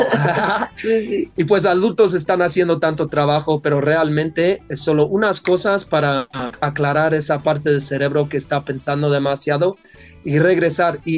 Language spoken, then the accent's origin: Spanish; Netherlands; Spanish is a second language; yo, yo soy de Holanda